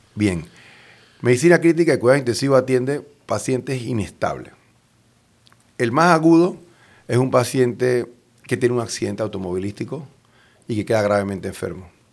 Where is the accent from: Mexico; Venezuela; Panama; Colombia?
Panama; nuestra población en Panamá